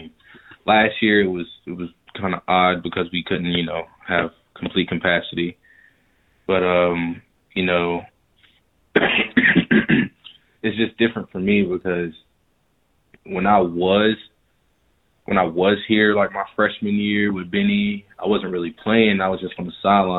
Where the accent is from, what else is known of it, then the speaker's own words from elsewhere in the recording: Riverdale, Georgia, United States; I'm from Riverdale too